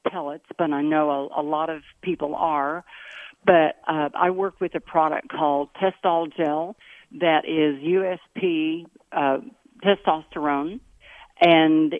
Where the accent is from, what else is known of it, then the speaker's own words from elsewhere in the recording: Gainesville, Missouri, United States; I was born in Gainesville, Missouri